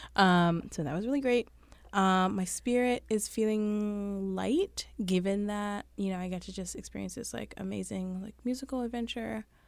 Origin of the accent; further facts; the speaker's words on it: New York City, New York, United States; I'm from Brooklyn.